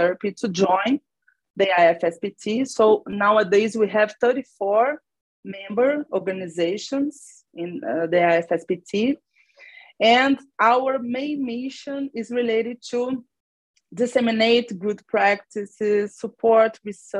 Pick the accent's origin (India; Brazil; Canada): Brazil; also born or lived in Belo Horizonte, Brazil; I'm from Brazil